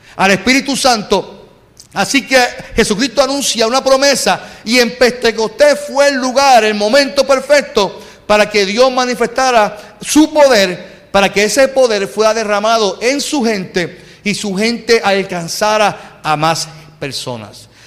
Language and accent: Spanish; Puerto Rico; usted y yo que somos boricuas